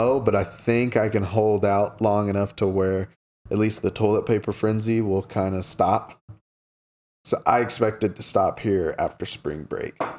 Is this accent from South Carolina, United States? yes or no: no; Oklahoma, United States; I come from Oklahoma where we depend on oil and gas